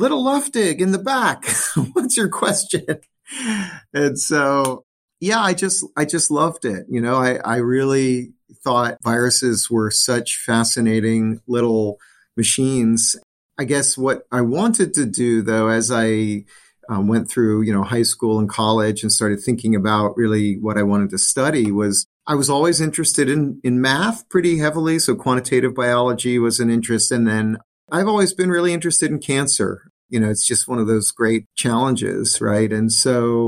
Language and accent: English; New Orleans, Louisiana, United States; when I grew up in Louisiana